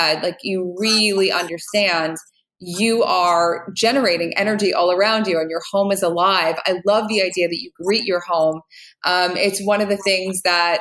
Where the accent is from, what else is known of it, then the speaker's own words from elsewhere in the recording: New Jersey, United States; I'm from New Jersey